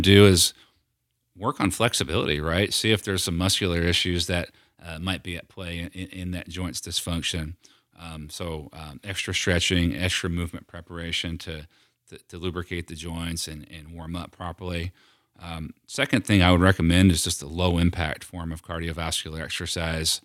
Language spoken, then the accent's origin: English; near Philadelphia, Pennsylvania, United States; now in Knoxville, United States; the nicer Italian restaurants that we had growing up near Philadelphia